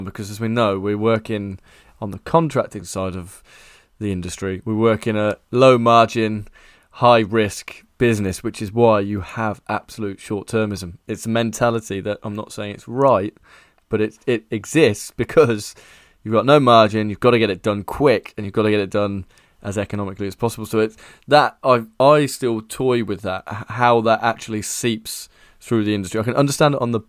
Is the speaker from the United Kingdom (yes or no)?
yes; Stratford-upon-Avon, West Midlands, United Kingdom; I come from Stratford-upon-Avon, that's my hometown